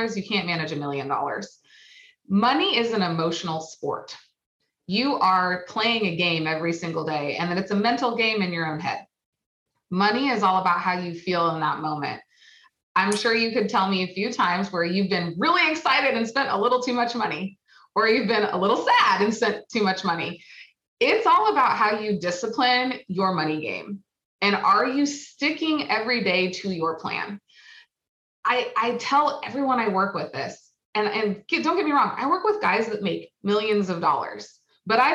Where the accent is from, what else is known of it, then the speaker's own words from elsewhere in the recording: Oregon, United States; I am from Oregon. We get 100 degree weather twice a year